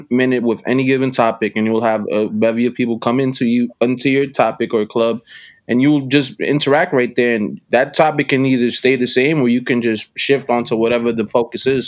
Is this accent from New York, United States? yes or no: yes; New York City, New York, United States; Born and raised in Uptown, East Harlem, El Barrio to be exact